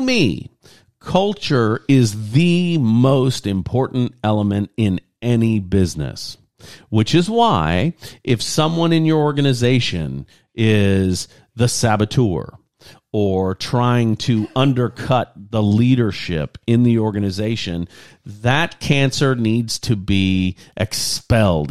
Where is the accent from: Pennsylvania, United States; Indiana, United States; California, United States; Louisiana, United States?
Louisiana, United States; Lafayette; six miles out of my hometown, Lafayette, Louisiana